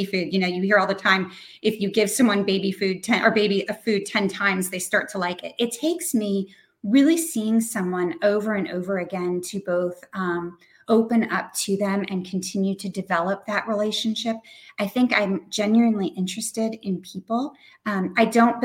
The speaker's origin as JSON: {"language": "English", "region": "New Hampshire", "country": "United States", "said": "I'm from New Hampshire"}